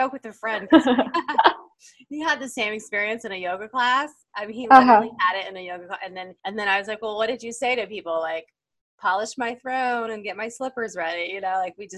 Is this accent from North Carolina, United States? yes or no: yes; North Carolina, United States; my hometown in North Carolina